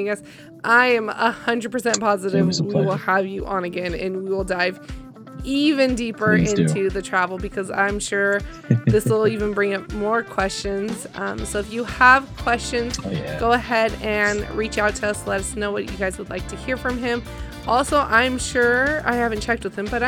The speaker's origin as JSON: {"language": "English", "region": "California", "country": "United States", "tie": "born or raised there", "said": "I grew up in California."}